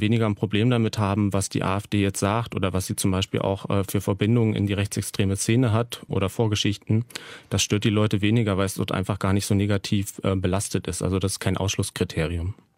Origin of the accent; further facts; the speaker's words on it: Börde, Saxony-Anhalt, Germany; ich bin äh, eben in der Börde aufgewachsen